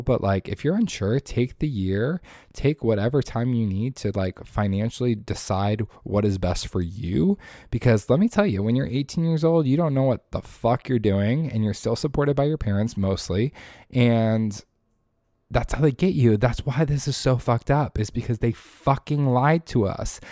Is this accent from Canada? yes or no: no; Indiana, United States; moved away as an adult; now in Florida, United States; I was born and raised in Indiana. I went to high school in Indiana.